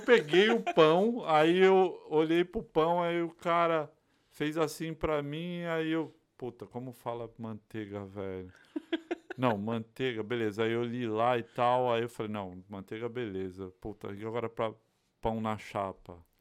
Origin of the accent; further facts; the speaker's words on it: São Paulo, Brazil; also born or lived in Bahia; now in United States; Sou baiano criado é de São Paulo